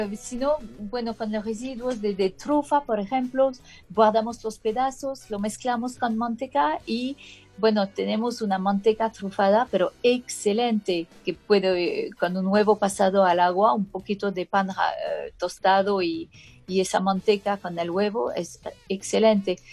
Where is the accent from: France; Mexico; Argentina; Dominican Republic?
France; Spanish is a second language; moved away; soy francesa